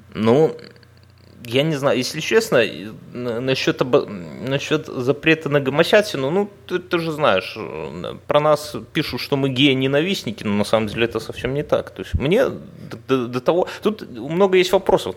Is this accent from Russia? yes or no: no; Belarus; я говорю как белорус